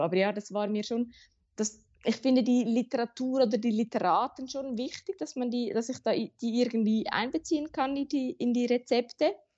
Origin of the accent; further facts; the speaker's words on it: Zurich, Switzerland; Ich bin in Zürich geboren und aufgewachsen und ähm, ich lebe auch heute noch hier